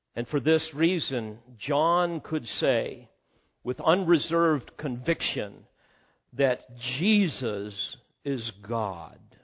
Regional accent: Illinois, United States; our home over on the other side of Illinois

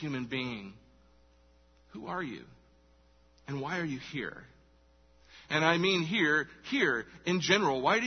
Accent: Charleston, South Carolina, United States; I was born here, Charleston, South Carolina. Woo! That's where I was born. Get privileged to live in my hometown

